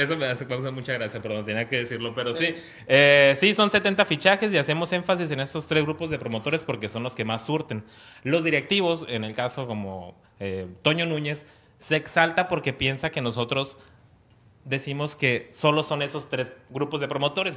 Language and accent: Spanish; Mexicali, Baja California, Mexico; moved away as an adult; now in Tijuana, Mexico; yo soy de Mexicali y hace seis años llegué acá a Tijuana a trabajar